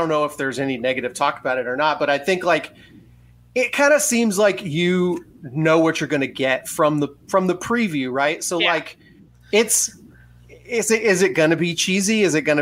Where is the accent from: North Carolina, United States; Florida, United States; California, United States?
Florida, United States; Orlando; I grew up in Orlando